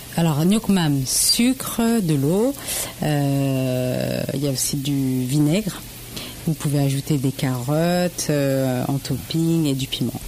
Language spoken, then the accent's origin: French; Le Havre, Normandy, France; je suis d'origine d'Asie, du Laos précisément, et donc et je suis née par contre au Havre pure normande.